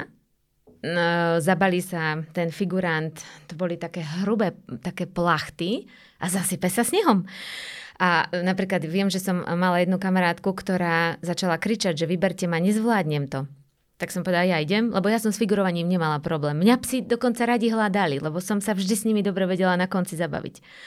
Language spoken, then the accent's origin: Slovak; Slovakia; also born or lived in Banská Bystrica; som bola trikrát ako jediná Slovenka, úplne mhm. sama. Teda zo Slovenska